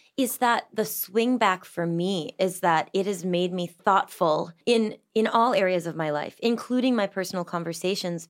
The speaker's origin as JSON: {"language": "English", "region": "Massachusetts", "country": "United States", "tie": "born or raised there", "said": "I grew up in Massachusetts in a big old house in the middle of the woods."}